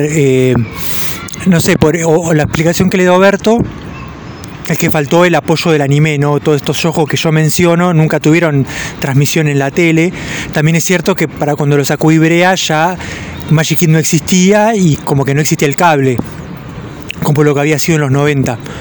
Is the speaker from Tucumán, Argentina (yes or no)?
no; Mar del Plata, Buenos Aires Province, Argentina; yo soy de Mar del Plata